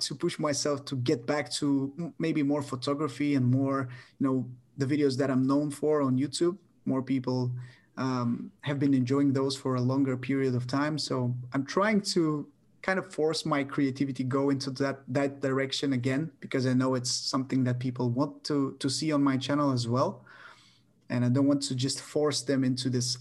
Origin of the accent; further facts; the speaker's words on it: Bulgaria; my hometown. I've been living here my whole life, except for a couple of years going abroad